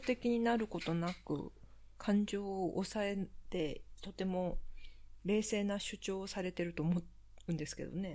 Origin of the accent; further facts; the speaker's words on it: Japan; also born or lived in South Korea; 韓国生まれ、日本育ち、わったがたしてきた韓国人